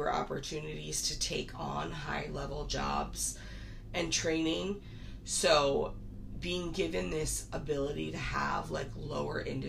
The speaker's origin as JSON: {"language": "English", "country": "United States", "said": "as an American"}